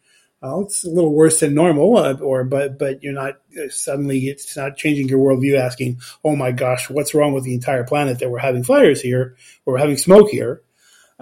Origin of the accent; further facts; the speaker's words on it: Los Angeles, California, United States; moved away; I grew up in Los Angeles